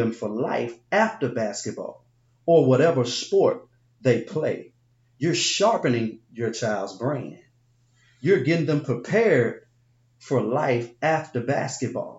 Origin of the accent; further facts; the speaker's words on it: Binghamton, New York, United States; I grew up in Binghamton